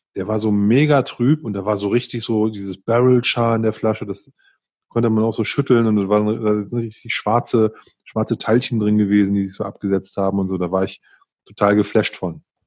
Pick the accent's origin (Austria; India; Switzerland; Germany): Germany; Northern Germany; moved away; ich bin ja im, im Norden groß geworden und da trinkt man halt Pilz.